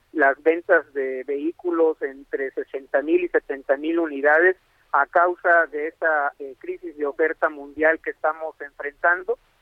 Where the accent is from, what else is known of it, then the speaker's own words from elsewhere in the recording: Mexico; estamos obligados como mexicanos